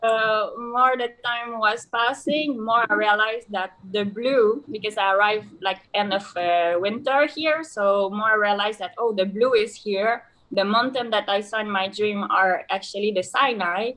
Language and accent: English; Canada; English is a second language; moved away as an adult; now in Dahab, Egypt; the last 8 years of my life in Canada, because I come from Canada